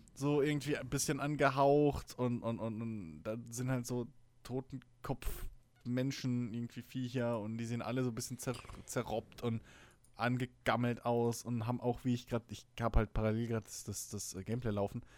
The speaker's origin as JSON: {"language": "German", "country": "Germany", "said": "bei uns in Deutschland"}